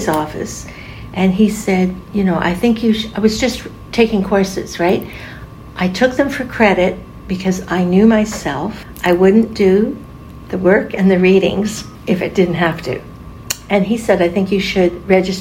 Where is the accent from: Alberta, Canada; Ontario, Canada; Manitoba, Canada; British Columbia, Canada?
Manitoba, Canada; Winnipeg; moved away; also born or lived in Port Williams, Nova Scotia; I was born in Winnipeg, Manitoba on March 24th, 1943.